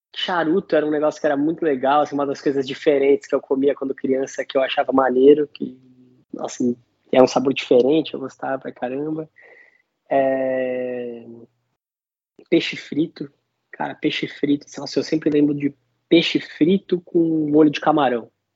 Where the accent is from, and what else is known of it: Santos, São Paulo, Brazil; also born or lived in New Zealand